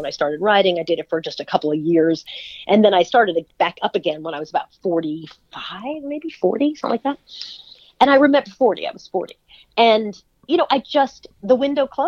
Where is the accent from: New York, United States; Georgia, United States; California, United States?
New York, United States; Long Island; I grew up in Long Island